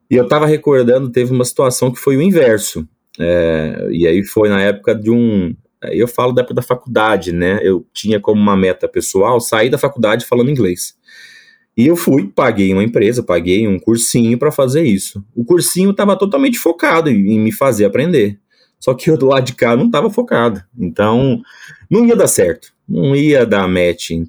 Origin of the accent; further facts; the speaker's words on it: Espírito Santo, Brazil; é impossível descobrir que eu sou capixaba, né? Mas sou natural do Espírito Santo